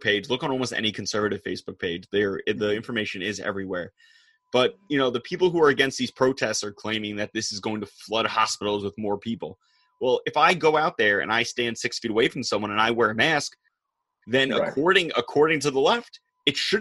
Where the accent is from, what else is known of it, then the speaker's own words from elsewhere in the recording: North Shore of Long Island, New York, United States; I am from the North Shore of Long Island